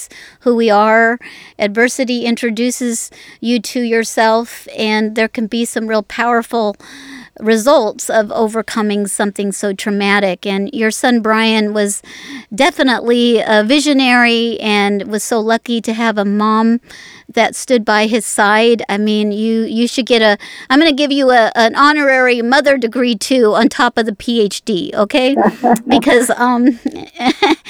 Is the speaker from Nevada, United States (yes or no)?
yes; Las Vegas, Nevada, United States; I was born in Las Vegas.